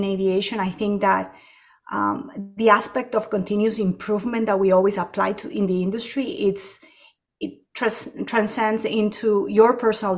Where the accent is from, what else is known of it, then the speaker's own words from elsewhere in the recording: Ecuador; moved away as an adult; now in United States; I was born and raised in Ecuador, and our apartment actually faced the back fence of the airport